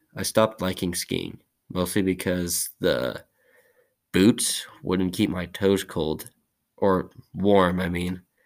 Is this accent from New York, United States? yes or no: no; Whitefish, Montana, United States; I was born in Whitefish, Montana on August 12, 2003.